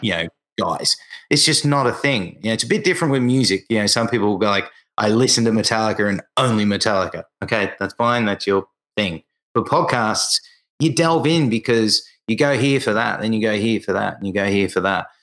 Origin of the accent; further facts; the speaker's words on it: Australia; for me as an Australian